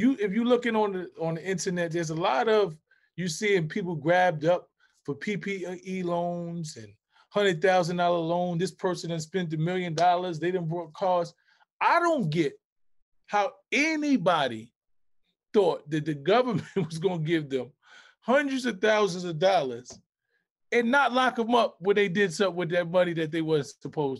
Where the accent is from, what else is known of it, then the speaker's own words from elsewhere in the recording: New York City, New York, United States; We come from the Bronx